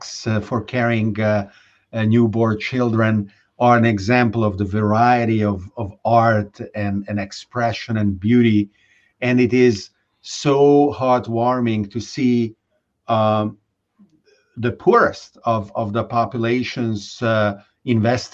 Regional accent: Budapest, Hungary; moved away; I grew up in Budapest

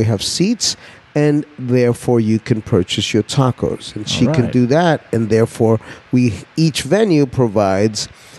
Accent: New York City, New York, United States; moved away as an adult; also born or lived in Guayaquil, Ecuador; now in New Orleans, United States; I'm from Ecuador, born in Guayaquil, a sleazy port city. I grew up in New York City, another sleazy port city. And I live in a place called New Orleans, another sleazy port city.

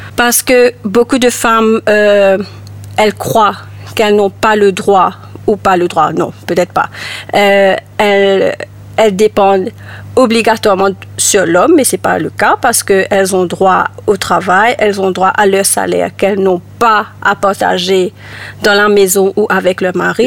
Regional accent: Mauritius; moved away as an adult; also born or lived in Ireland; j'ai vécu à Maurice jusqu'à l'âge de 21 ans. À 21 ans, j'ai quitté Maurice pour aller en Irlande et j'ai vécu là-bas euh, 10 ans

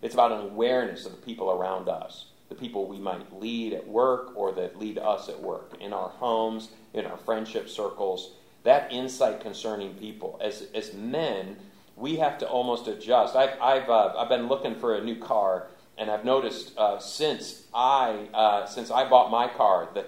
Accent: Michigan, United States; moved away; also born or lived in Louisville, Kentucky; I grew up in Michigan

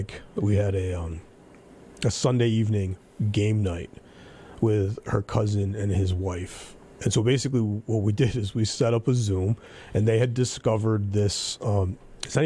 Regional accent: United States; as an American

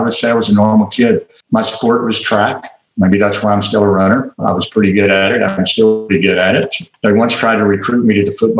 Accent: Little Rock, Arkansas, United States; You've already noted that I'm from Little Rock, Arkansas, and you may or may not remember or have learned that Little Rock was one of the first school systems in the South to be integrated.

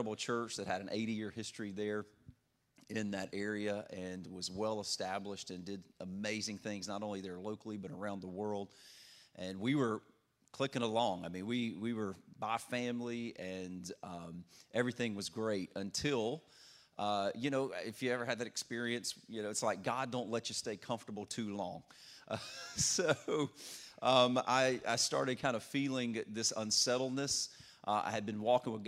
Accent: Louisiana, United States; moved away as an adult; also born or lived in Orlando, Florida / Detroit, Michigan; I'm originally from Louisiana, so that's where my funny accent comes from. I was born and raised there

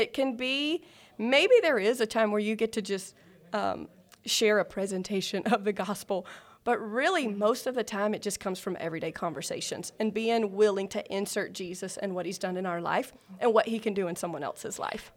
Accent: South Carolina, United States; moved away as an adult; also born or lived in Georgia; now in Alpharetta, Georgia, United States; I'm originally from South Carolina.

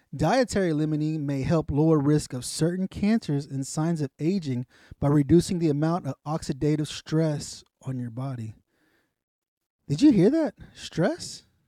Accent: the South, United States; I'm from the South.

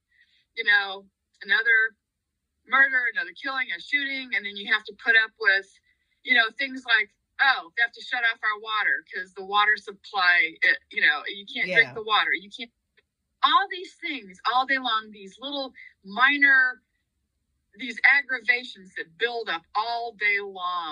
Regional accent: Los Angeles County, California, United States; now in Houston, United States; I was born and raised in Los Angeles County.

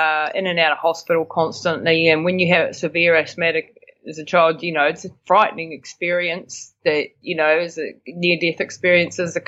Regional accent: Bell Block, Taranaki, New Zealand; moved away as an adult; also born or lived in Austria; I'm from Taranaki, so born and bred in a little place called Bell Block, which is just outside New Plymouth, and I live in New Plymouth now.

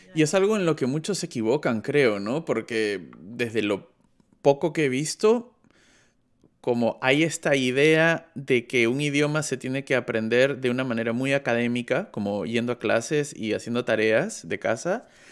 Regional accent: Peru; now in Germany; soy del Perú, pero vivo en Alemania

